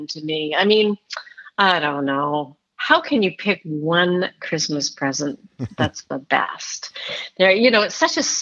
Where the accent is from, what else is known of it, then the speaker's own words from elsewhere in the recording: Edmonton, Alberta, Canada; I grew up in Canada. Right. Pretty far north in Edmonton, Alberta